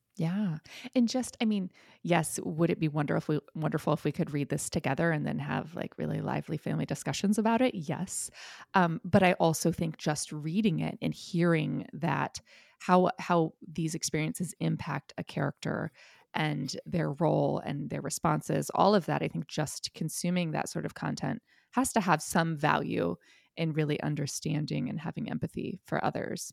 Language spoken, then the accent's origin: English; Ohio, United States; I grew up in Ohio